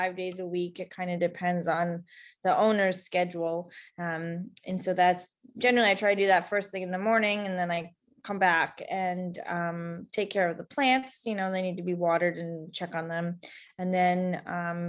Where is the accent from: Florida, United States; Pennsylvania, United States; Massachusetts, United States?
Massachusetts, United States; Dighton; I grew up in Dighton, Mass.